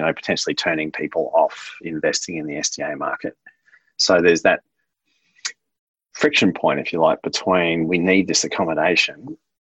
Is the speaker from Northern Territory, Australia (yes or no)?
no; Queensland, Australia; I'm from Queensland